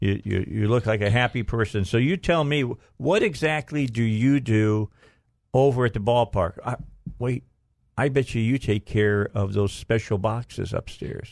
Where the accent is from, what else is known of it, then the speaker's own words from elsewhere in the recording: Northwest Indiana, United States; moved away as an adult; now in Arkansas, United States; I'm from Northwest Indiana